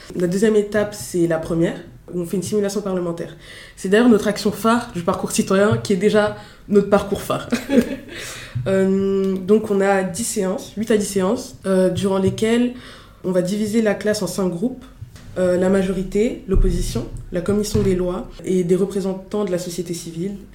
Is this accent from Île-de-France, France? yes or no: yes; Montreuil, Île-de-France, France; also born or lived in Fontenay-sous-Bois; Je viens de Fontenay-sous-Bois dans le 94 et j'ai grandi à Montreuil dans le 93